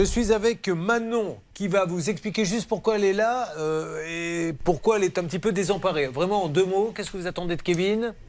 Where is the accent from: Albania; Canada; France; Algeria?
France; Bordeaux, Nouvelle-Aquitaine; je suis bordelais